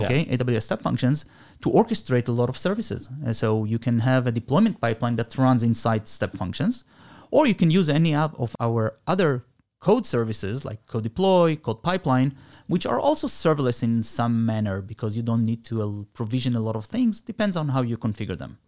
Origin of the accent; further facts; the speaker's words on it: Argentina; now in Israel; I was born in Argentina. I made Aliyah a long time ago, la, uh, seventy-one.